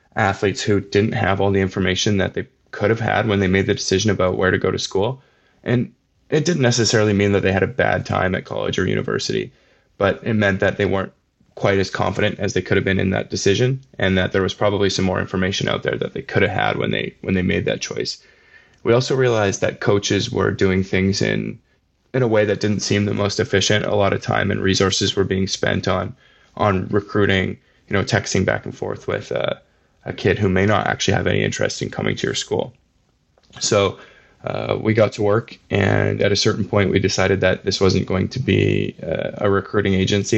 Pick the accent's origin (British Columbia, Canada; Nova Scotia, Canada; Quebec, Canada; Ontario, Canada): British Columbia, Canada; Vancouver Island; I grew up on Vancouver Island.